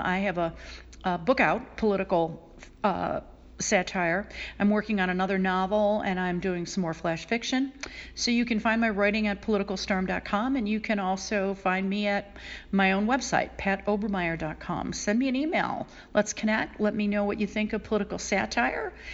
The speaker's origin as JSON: {"language": "English", "town": "Buffalo", "region": "New York", "country": "United States", "tie": "born or raised there", "moved": "as an adult", "said": "I moved back to Buffalo, New York, my hometown."}